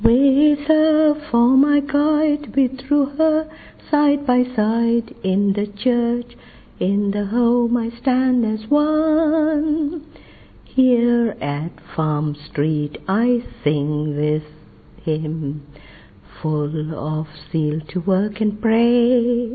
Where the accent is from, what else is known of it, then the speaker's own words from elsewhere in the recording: London, United Kingdom; I'm from London.